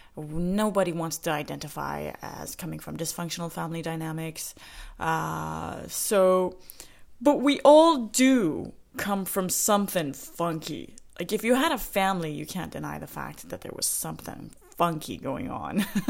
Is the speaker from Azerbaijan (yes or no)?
no; Saskatoon, Saskatchewan, Canada; Saskatoon, Saskatchewan, where I grew up in Canada